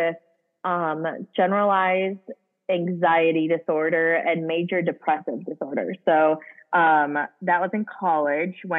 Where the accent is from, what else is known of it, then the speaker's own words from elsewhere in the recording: Hudson, Wisconsin, United States; I was born and raised in Hudson, Wisconsin